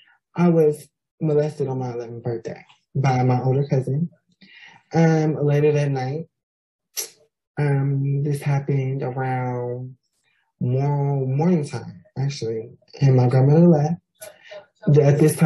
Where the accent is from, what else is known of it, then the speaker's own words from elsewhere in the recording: Stockton, California, United States; And I was born and raised in Stockton, California. There I lived with my grandmother, who raised me to the best of her ability.